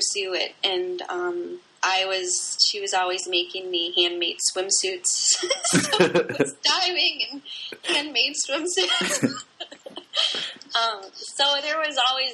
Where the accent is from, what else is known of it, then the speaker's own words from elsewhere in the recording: Racine, Wisconsin, United States; also born or lived in Charleston, South Carolina; now in St. Louis, United States; I grew up in Wisconsin, in Racine, Wisconsin